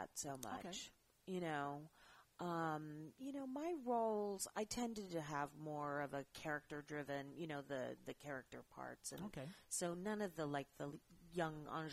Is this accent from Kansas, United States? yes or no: yes; Kansas City, Kansas, United States; I grew up in Kansas City, Kansas.